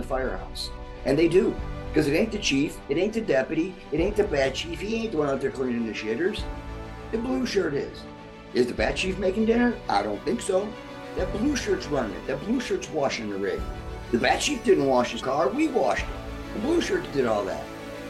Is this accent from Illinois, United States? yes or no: yes; Elgin, Illinois, United States; And I grew up in Elgin, Illinois.